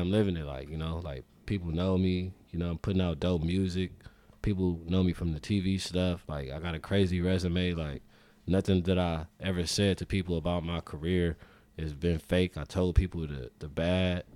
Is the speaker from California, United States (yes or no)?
yes; Los Angeles, California, United States; South Central L A. Grew up off Western.